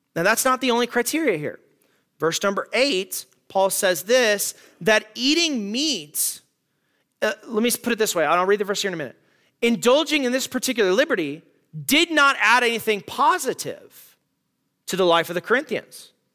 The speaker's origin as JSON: {"language": "English", "country": "United States", "said": "as American Christians"}